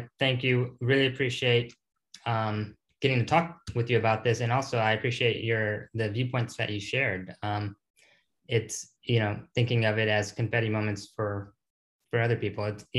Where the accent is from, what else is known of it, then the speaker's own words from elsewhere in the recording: Houston, Texas, United States; also born or lived in Austin, Texas / Georgetown, Texas; we're from Houston, lived in Austin. Actually, I lived in Georgetown.